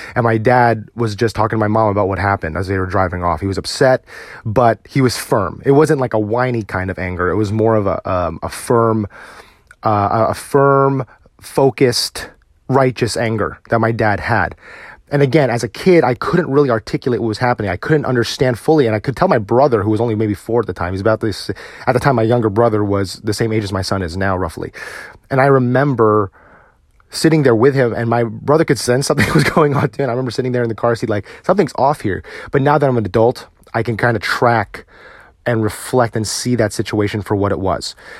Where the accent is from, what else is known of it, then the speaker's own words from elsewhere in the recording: United States; also born or lived in Virginia; as a Filipino American